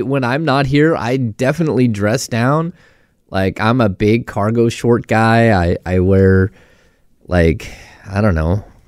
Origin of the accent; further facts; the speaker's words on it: Grass Valley, California, United States; growing up in Grass Valley